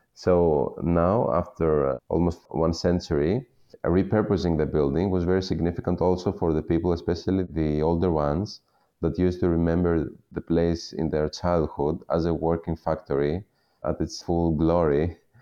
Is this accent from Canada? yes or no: no; Western Peloponnese, Western Greece, Greece; I was born and raised in the Western Peloponnese, in the region of the Ximenes